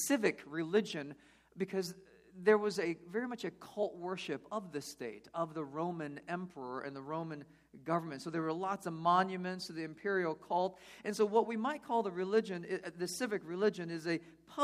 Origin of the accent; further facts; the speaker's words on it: California, United States; moved away; We're from California